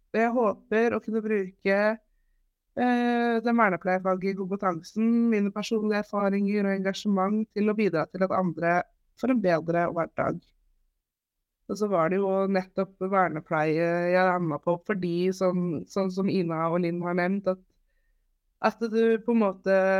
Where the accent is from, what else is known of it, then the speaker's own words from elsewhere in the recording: Holmestrand, Vestfold, Norway; Jeg er 28 år, fra Holmstrand